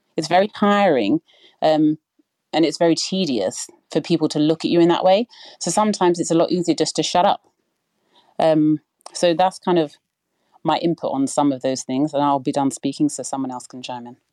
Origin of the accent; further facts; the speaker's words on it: United Kingdom; I'm not American, I'm British.